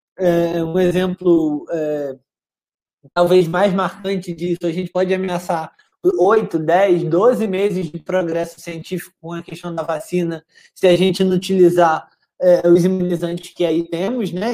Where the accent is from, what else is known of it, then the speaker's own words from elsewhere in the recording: Brazil; Gente como eu, brasileiros como eu e você